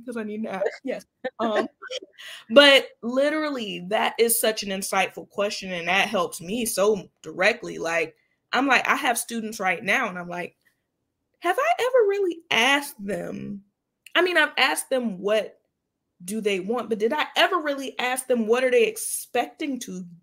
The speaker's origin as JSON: {"language": "English", "town": "Jacksonville", "region": "Florida", "country": "United States", "tie": "born or raised there", "said": "Jax Bridges, which is in my hometown"}